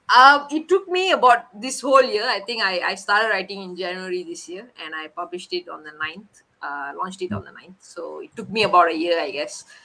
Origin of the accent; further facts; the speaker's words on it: Malaysia; we were the first Malaysians